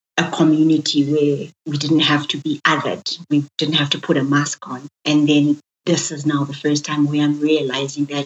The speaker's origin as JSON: {"language": "English", "town": "Johannesburg", "region": "Gauteng", "country": "South Africa", "tie": "born or raised there", "also_born_or_lived": "Soweto", "said": "I was born and bred in Johannesburg in the city. So I'm a thoroughbred city girl. My formative years were in Soweto, the southwestern township"}